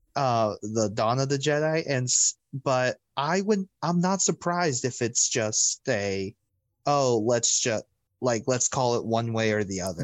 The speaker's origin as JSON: {"language": "English", "town": "Orlando", "region": "Florida", "country": "United States", "tie": "born or raised there", "said": "I grew up in Orlando"}